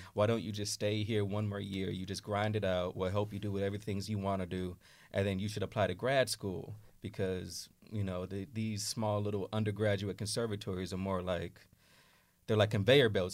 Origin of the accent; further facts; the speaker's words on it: Oakland, California, United States; moved away as an adult; now in New York City, United States; I grew up in Oakland